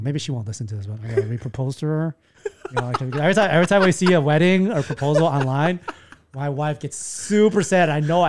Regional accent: Taiwan; Most people say when I'm from Taiwan, they're like, oh, we like Thai food.

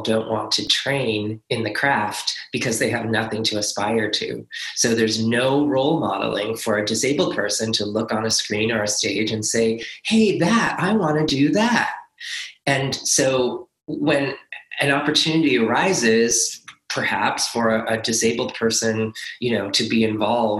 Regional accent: Nova Scotia, Canada; moved away; also born or lived in Montreal; I was born in Nova Scotia

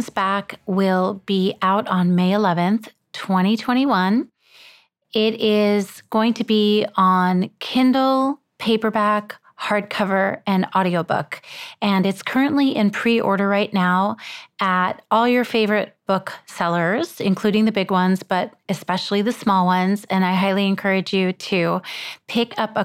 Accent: United States; also born or lived in Israel; I moved to this country when I was just about four

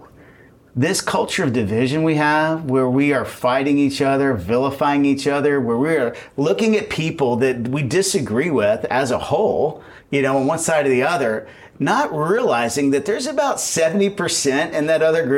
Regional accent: Texas, United States; I'm from Texas.

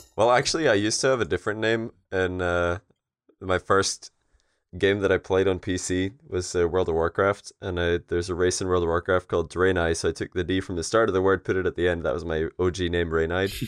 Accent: Scotland, United Kingdom; we're all Scottish

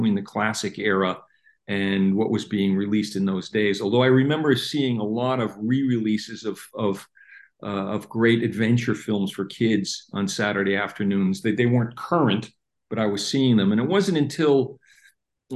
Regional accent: New Jersey, United States; moved away as an adult; also born or lived in Washington, D.C. / Los Angeles; now in Germany; I grew up in New Jersey, and then from there moved to Los Angeles

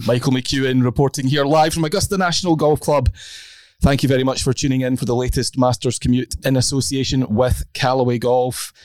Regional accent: Scotland, United Kingdom; I'm a Scot

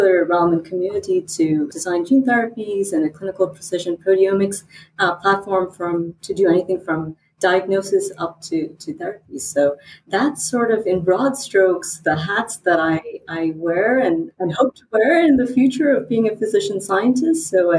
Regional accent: England, United Kingdom; also born or lived in India / United States; my accent is still catching up, I think, because I was born in England, and I grew up between England, India, and the United States

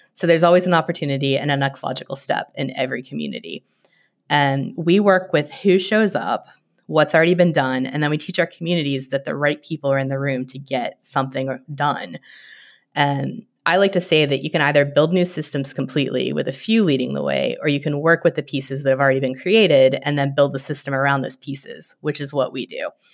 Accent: West Virginia, United States; moved away; like a lot of West Virginians, I spend a lot of times in the woods

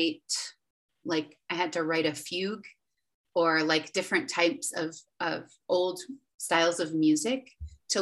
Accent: Western New York, United States; moved away as an adult; also born or lived in Charlotte, North Carolina; I'm from Western New York.

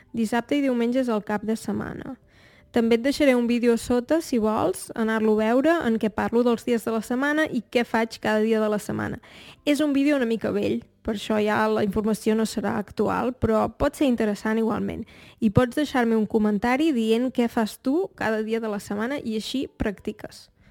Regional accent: Torelló, Catalonia, Spain; Jo en realitat no sóc de Barcelona, sóc de Torelló, que és un poble que queda una hora i mitja de Barcelona

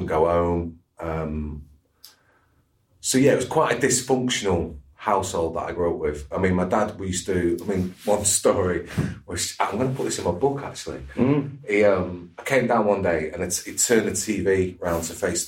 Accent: Cheadle, United Kingdom; I was brought up in Cheadle

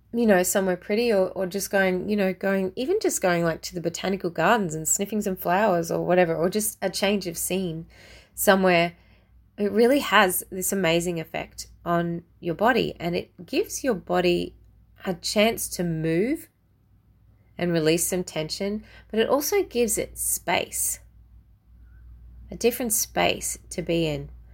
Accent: Australia; as an Aussie

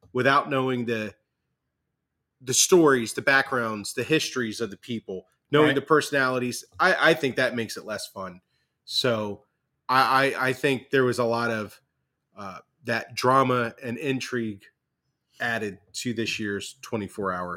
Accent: United States; I had a lot of pride as an American.

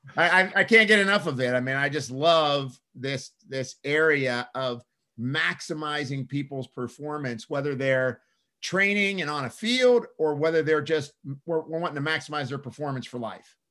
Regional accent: Pittsburgh, Pennsylvania, United States; now in Southern California, United States; I'm from Pittsburgh

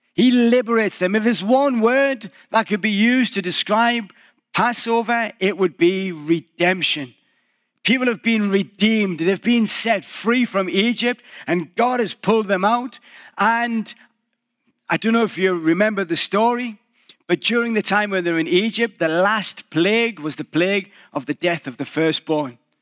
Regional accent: England, United Kingdom; moved away as an adult; now in Canada; a little bit British again

